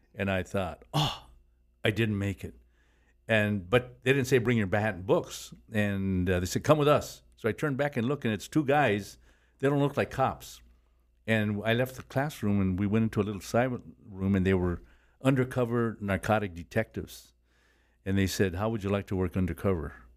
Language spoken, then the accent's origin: English; Los Angeles, California, United States; I was born and raised in Boyle Heights